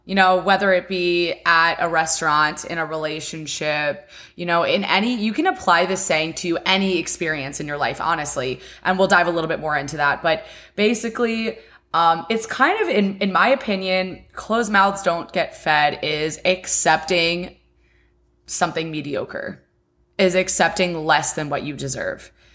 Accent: West Chester, Pennsylvania, United States; now in Miami, United States; I live in Miami, Florida, and I am from Westchester, Pennsylvania

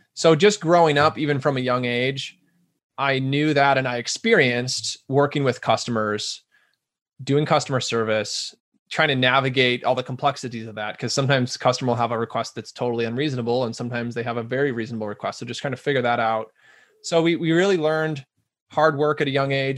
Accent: Omaha, Nebraska, United States; now in Rochester, United States; I'm from Omaha, Nebraska originally, which is a little larger town

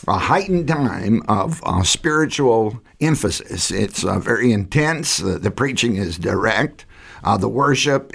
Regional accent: Southside, Virginia, United States; I grew up in Southside, Virginia

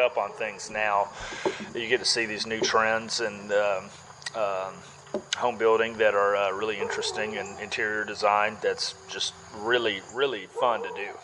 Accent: Winterville, Georgia, United States; Born and raised in Winterville, grew up going to the Marigold Festival

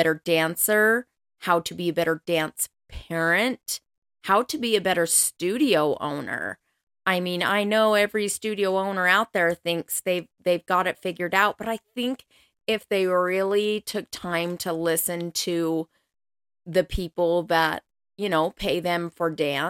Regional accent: Colorado, United States; now in Utah, United States; I am originally from Colorado. That's where I grew up. But I have been in Utah now for most of my life, like 28 years, something like that.

